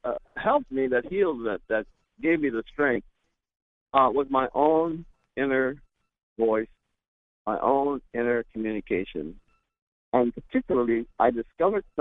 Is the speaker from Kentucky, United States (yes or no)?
no; Ohio, United States; I grew up in Ohio